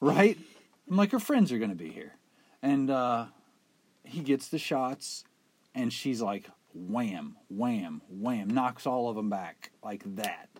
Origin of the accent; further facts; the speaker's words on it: West Virginia, United States; we're from West Virginia